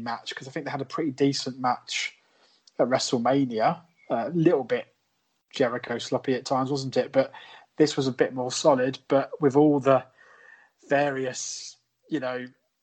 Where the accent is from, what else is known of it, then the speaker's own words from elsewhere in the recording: England, United Kingdom; being obviously a British person myself and an English gent